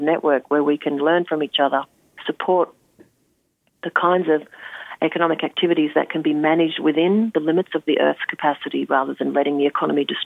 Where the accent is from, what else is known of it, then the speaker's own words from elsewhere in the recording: Australia; as an Australian